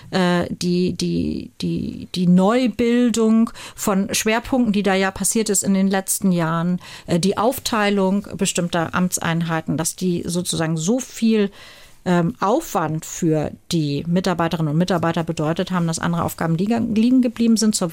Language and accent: German; Hamburg, Germany; das muss man sich auch selber anziehen als äh, äh, Norddeutscher. Uns ist es, obwohl wir auch als Hamburger zum Beispiel der Seehafen der Bayern sind